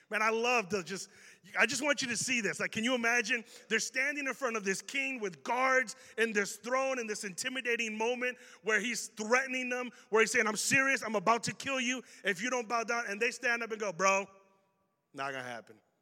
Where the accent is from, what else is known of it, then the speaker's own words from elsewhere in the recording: Chicago, Illinois, United States; accent: Chicago; we have an accent here in Chicago